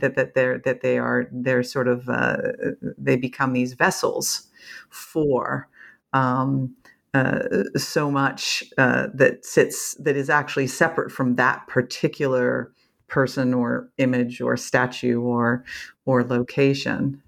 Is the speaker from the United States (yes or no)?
no; Canada; as a Canadian